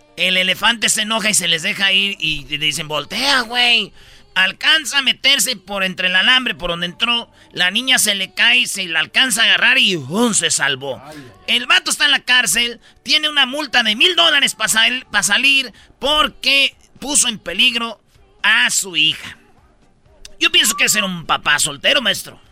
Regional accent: Mexico; los mexicanos

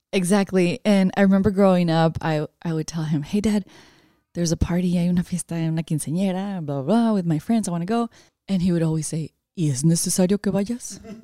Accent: Watsonville, California, United States; also born or lived in San Pedro Tesistán, Jalisco, Mexico; growing up in Watsonville, it's a small agricultural town

